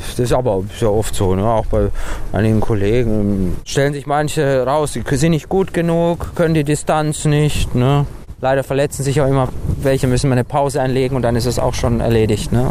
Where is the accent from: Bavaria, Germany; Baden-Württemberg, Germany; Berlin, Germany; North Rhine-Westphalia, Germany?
Baden-Württemberg, Germany; Rastatt; also born or lived in Romania; Also ich war anderthalb Jahre, als wir nach Deutschland gekommen sind.